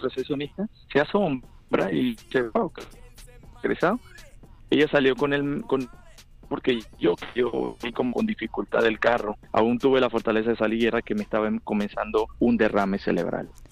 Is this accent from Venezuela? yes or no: no; Buenaventura, Valle del Cauca, Colombia; accent: Colombian; moved away as an adult; now in United States; yo nací en la ciudad de Colom de Buenaventura, Valle del Cauca, Colombia. Em, ¿Qué te digo? Me mudé a Estados Unidos en el 2012 exactamente